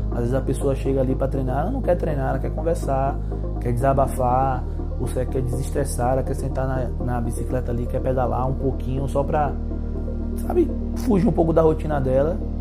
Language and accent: Portuguese; Itabuna, Bahia, Brazil; nasci e criado aqui em Itabuna mesmo